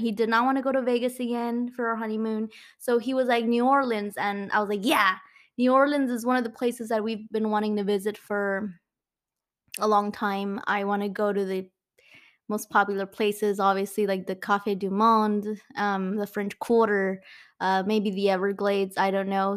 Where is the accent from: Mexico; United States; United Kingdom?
Mexico; accent: Mexican; my Mexican accent